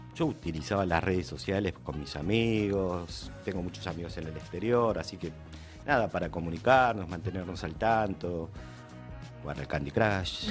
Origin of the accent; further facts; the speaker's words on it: Argentina; Estoy en mi país.